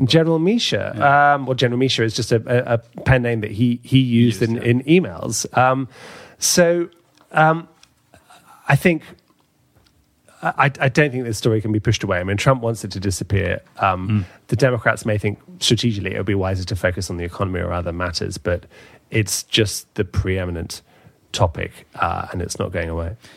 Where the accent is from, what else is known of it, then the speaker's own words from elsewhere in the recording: London, United Kingdom; my hometown in London